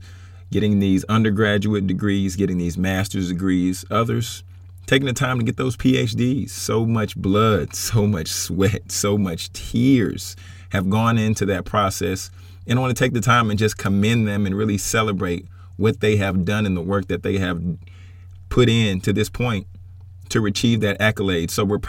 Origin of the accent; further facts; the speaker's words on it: Baton Rouge, Louisiana, United States; also born or lived in Atlanta / Texas; now in Dallas, United States; But y'all, I grew up in Baton Rouge. Bounced around a little bit from Atlanta to Texas, from Texas back to Atlanta.